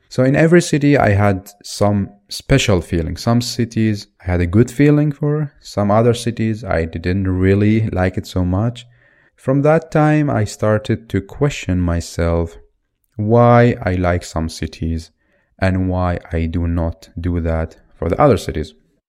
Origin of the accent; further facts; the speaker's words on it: Baghdad, Baghdad Governorate, Iraq; Originally, I'm from Iraq in Baghdad. Due to the situation in the country, because of the many wars, because of the dictatorship, and now recently because of Al-Qaeda, me and my family were moving all the time.